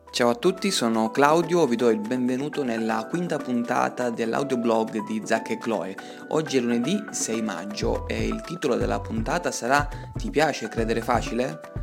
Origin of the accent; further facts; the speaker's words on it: Italy; la libertà che abbiamo in Italia